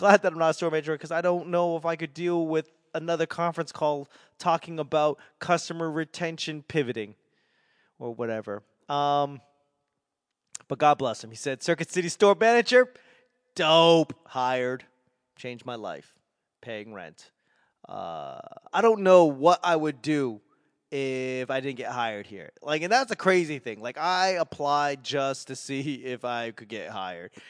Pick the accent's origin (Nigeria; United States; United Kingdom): United States; Boston, Massachusetts; accent: Boston; I have to remember Nevada is not the way I want to say it because that's so Boston.